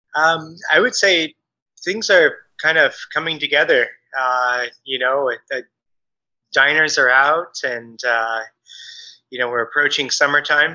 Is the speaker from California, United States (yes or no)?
yes; Bay Area, California, United States; also born or lived in New York / Chicago / Michigan; We're from the Bay Area, and we met, as uh, she said, in college.